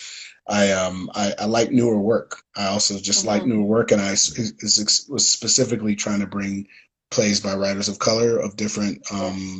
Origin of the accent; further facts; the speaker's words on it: Detroit, Michigan, United States; I come from Detroit